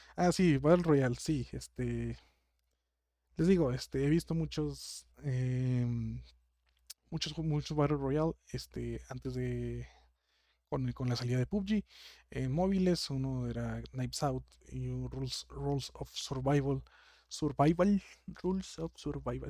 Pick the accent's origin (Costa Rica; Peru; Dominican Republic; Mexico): Mexico; yo soy de México, y creo que las gentes que me está escuchando son muchas de mi ciudad